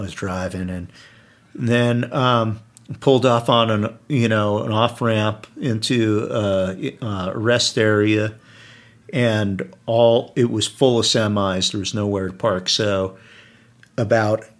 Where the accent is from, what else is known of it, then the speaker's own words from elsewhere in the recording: New Jersey, United States; I'm from New Jersey